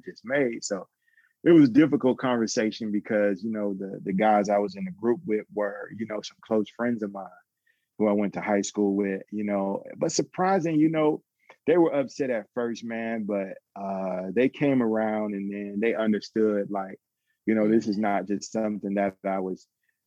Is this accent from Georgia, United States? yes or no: yes; Atlanta, Georgia, United States; I grew up in Atlanta. I'm originally from Atlanta.